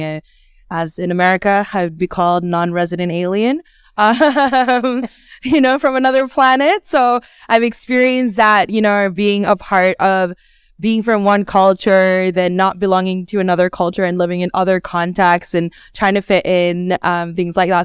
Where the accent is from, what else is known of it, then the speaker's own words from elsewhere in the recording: Australia; also born or lived in Bangladesh / United States; now in Scotland, United Kingdom; I grew up in Australia and I lived in the United States and a few other countries in between